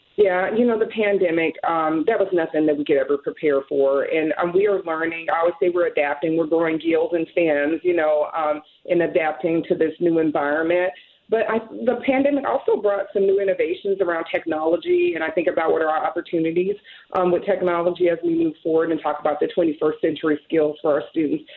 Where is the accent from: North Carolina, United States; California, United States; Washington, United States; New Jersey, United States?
Washington, United States; Seattle; I grew up here in Seattle, and I've worked in Seattle public schools for the past 24 years